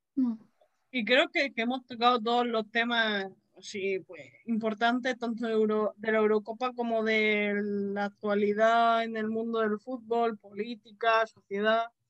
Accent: Region of Murcia, Spain

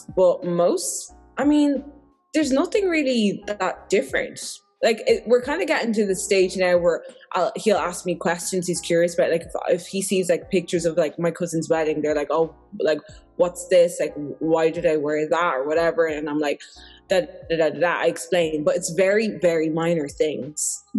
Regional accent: Ireland; obviously we're from different races, but I just never, I've stopped labeling ourselves as that, because we're both Irish.

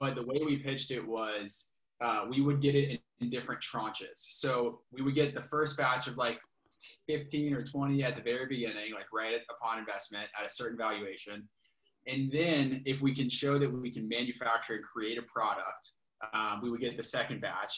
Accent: Richmond, Virginia, United States; I grew up in Richmond, Virginia

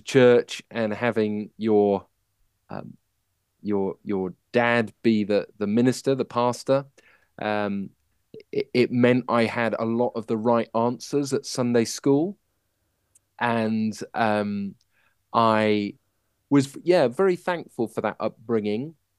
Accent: Manchester, North West England, United Kingdom; I was born in Manchester

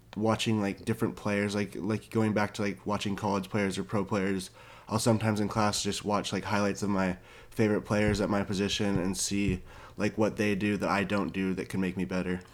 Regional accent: Orange County, California, United States; I was born and raised in Orange County, California

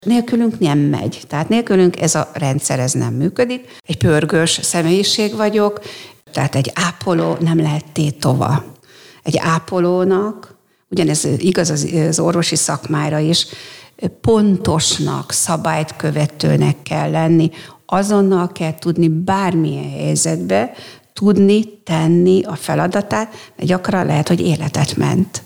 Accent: Mór, Fejér, Hungary; also born or lived in Székesfehérvár; én Móron születtem, ott is éltem mindaddig

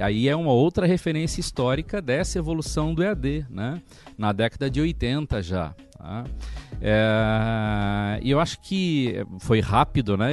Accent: Santa Catarina, Brazil; now in Recife, Brazil; sou de Santa Catarina

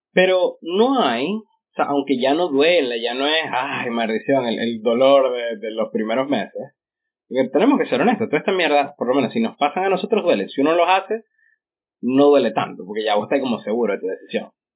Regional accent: Ciudad Ojeda, Zulia, Venezuela; also born or lived in Maracaibo; yo nací en Ojeda

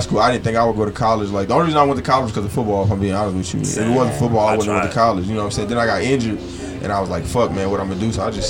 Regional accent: Louisiana, United States; also born or lived in Tacoma, Washington; now in Houston, United States; I just recently moved to Houston, like literally about like a week ago. So, you know, like I said, I'm from Louisiana. I got family out here in Houston, so I'm like familiar with the area. But I just recently moved like back to the South. I was living in Washington State.

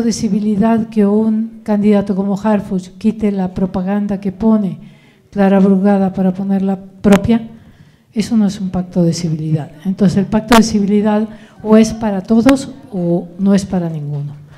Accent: Argentina; moved away as an adult; now in Morelos, Mexico; yo vengo de Argentina

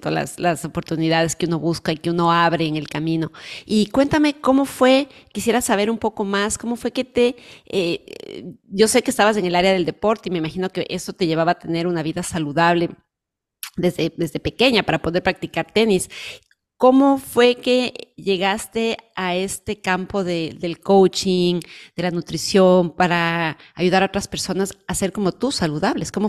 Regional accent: Ecuador; moved away; también emigramos de nuestros países, eh, ni de Venezuela, yo vengo de Ecuador, y sabemos lo que es empezar de cero en un país

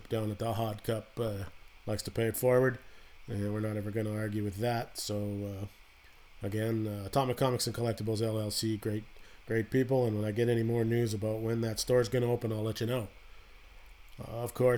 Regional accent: Canada; me being Canadian

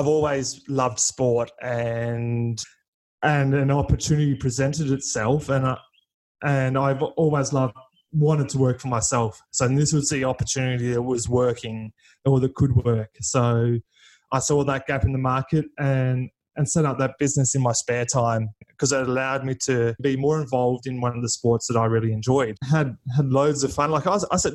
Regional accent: Melbourne, Victoria, Australia; I'm from Melbourne, Victoria, Australia.

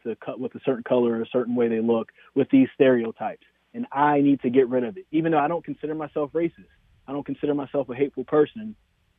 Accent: Greensboro, North Carolina, United States; also born or lived in Winston-Salem, North Carolina; now in Raleigh, United States; growing up in Greensboro

